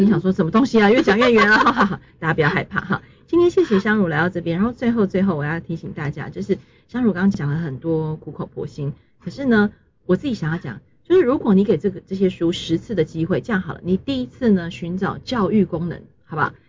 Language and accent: Chinese; Taiwan; 就是我们台湾人一般所认为的